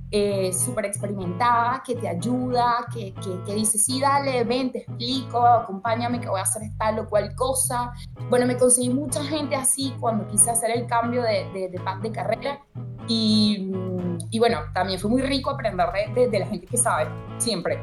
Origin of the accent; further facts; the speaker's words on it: Venezuela; moved away as an adult; nací en Venezuela